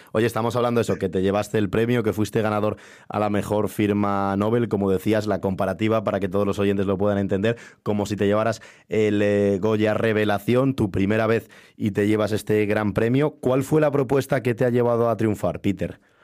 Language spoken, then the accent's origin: Spanish; Valderas, Castile and León, Spain; yo soy de Valderas, que es un pueblo que también está en esa zona